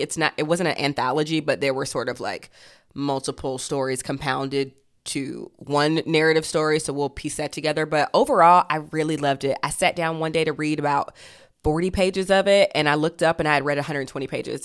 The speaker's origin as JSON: {"language": "English", "region": "Georgia", "country": "United States", "tie": "born or raised there", "said": "I grew up in Georgia"}